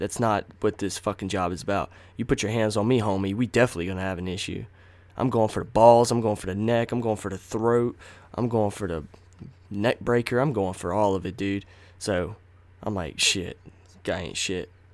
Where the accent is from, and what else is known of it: Nashville, North Carolina, United States; born or raised there; also born or lived in Rocky Mount, North Carolina